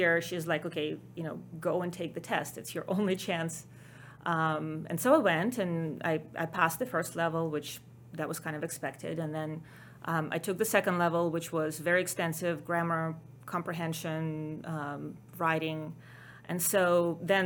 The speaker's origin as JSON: {"language": "English", "country": "Ukraine", "tie": "born or raised there", "second_language": "English", "moved": "yes", "lives_now": "United States", "said": "as everybody can probably tell from my accent, not a native Texan or American. I was born in Ukraine"}